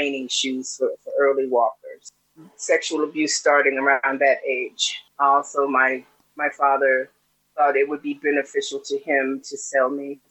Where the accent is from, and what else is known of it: United States; born or raised there